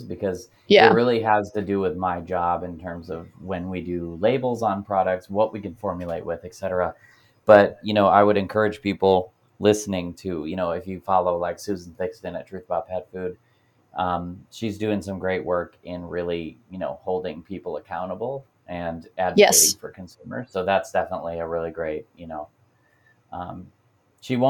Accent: Pennsylvania, United States; Pennsylvania, my home state

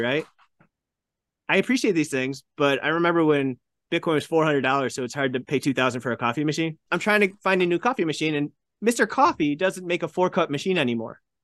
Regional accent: Buffalo, New York, United States; I grew up in the Buffalo area

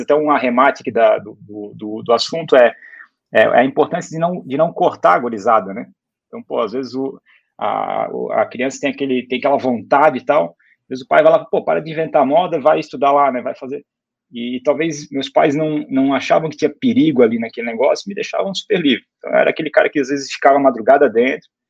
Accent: Brusque, Santa Catarina, Brazil; eu sou de uma cidade pequena, Brusque, ou como a gente fala aqui, Brusque

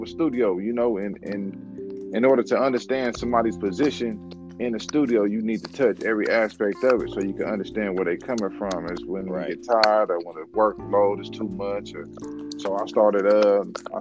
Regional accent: Compton, California, United States; also born or lived in Portland; now in Las Vegas, United States; I'm originally from Compton, California. I lived in Portland. Now I'm living in Vegas

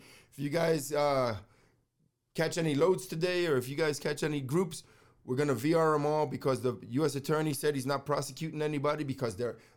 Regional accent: New York City, New York, United States; moved away; growing up in New York City

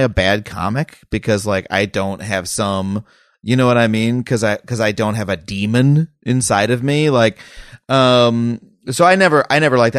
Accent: Long Island, New York, United States; moved away as an adult; I grew up on Long Island

